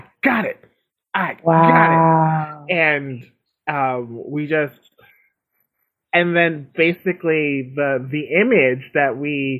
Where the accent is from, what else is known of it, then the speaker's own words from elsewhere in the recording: New York City, New York, United States; born and raised in Brooklyn